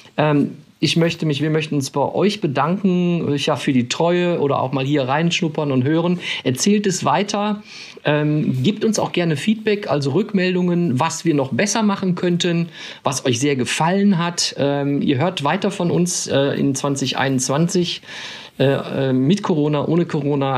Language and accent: German; Krefeld, North Rhine-Westphalia, Germany; Ich bin in Krefeld groß geworden, das ist ja der Niederrhein